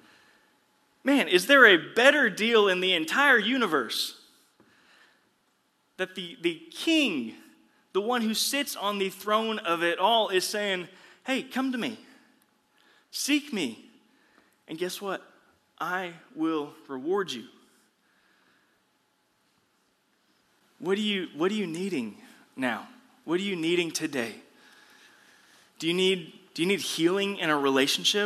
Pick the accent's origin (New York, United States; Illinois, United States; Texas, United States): Texas, United States; The Woodlands; I grew up here in the Woodlands area.